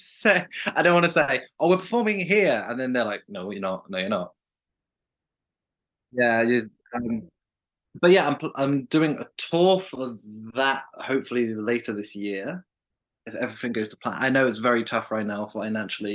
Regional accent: West Midlands, United Kingdom; moved away as an adult; now in Birmingham, United Kingdom; I'm from the Midlands, the West Midlands.

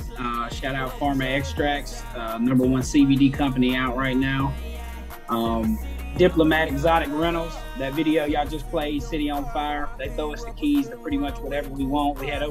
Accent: Natchez, Mississippi, United States; also born or lived in Nashville, Tennessee; I was born and raised in Natchez up until I was graduated high school. Me and my best friend moved to Nashville, Tennessee.

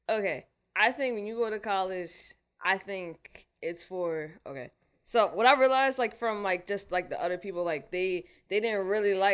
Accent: Philadelphia, Pennsylvania, United States; I was born in Southwest Philadelphia.

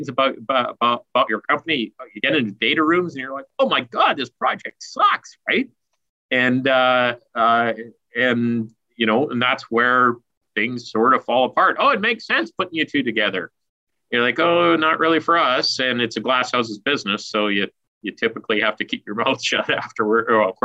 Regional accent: Stewart, British Columbia, Canada; I grew up in the Golden Triangle in the mining town of Stewart, right next to Hydro, Alaska

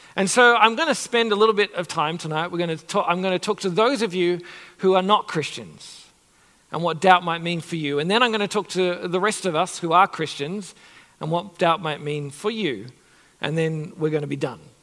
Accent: Sydney, New South Wales, Australia; when I was younger, growing up in Sydney

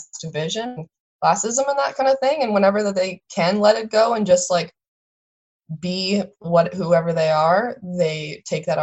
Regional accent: southeastern Alberta, Canada; moved away as an adult; also born or lived in West Coast; I'm from Alberta and I'm from southeastern Alberta, where it's legendarily treeless.

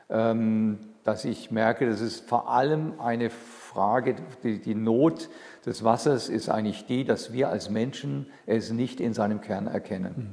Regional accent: Ulm, Baden-Württemberg, Germany; Ich bin aufgewachsen in Ulm

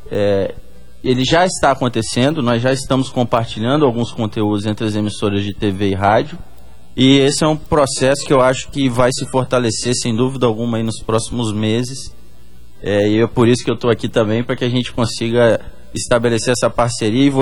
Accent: Northeast Region, Brazil; para que a gente se entenda enquanto nordestino que somos todos nós, mais de 60 milhões de nordestinos

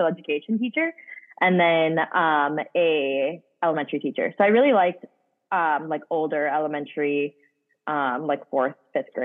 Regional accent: Hudson, Wisconsin, United States; I was born and raised in Hudson, Wisconsin

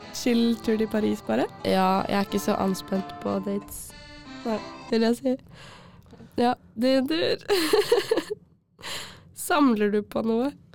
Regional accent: Jessheim, Akershus, Norway; jeg kommer fra Jessheim

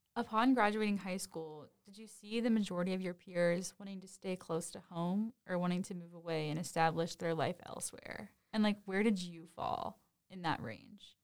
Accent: Cincinnati, Ohio, United States; I grew up in Cincinnati

